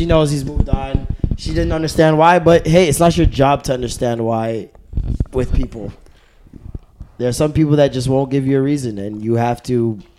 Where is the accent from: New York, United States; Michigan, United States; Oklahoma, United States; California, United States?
New York, United States; Brooklyn; from Brooklyn, and I've been listening to the show since forever.